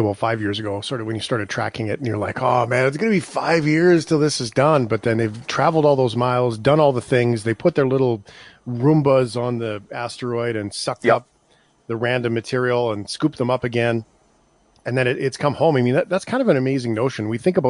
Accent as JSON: {"language": "English", "country": "Canada", "said": "being we're from Canada, so it's no big deal."}